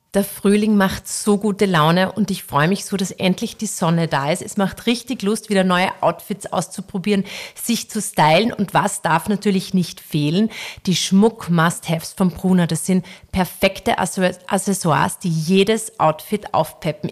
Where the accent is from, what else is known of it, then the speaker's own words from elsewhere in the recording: Wörthersee, Carinthia, Austria; moved away; wir sind ja jetzt am Wörthersee, also wir sind ja hier auf, auf Sommerfrische, also in meiner alten